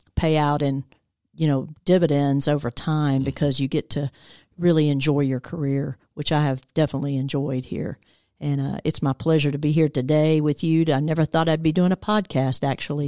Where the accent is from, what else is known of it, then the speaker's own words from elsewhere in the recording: Decatur, Georgia, United States; I grew up over in Decatur area. Actually, I've been in Metro Atlanta almost my whole life